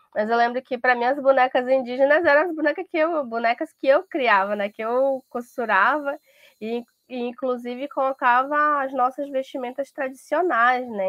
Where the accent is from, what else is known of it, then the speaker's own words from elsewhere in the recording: Manaus, Amazonas, Brazil; also born or lived in São Gabriel da Cachoeira; eu já cresci em Manaus e a minha família vem de São Gabriel da Cachoeira